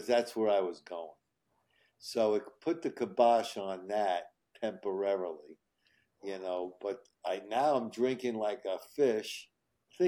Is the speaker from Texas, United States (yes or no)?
no; New York City, New York, United States; also born or lived in Manhattan, New York; I grew up in Queens, and I moved into Manhattan when I was 21 in Hell's Kitchen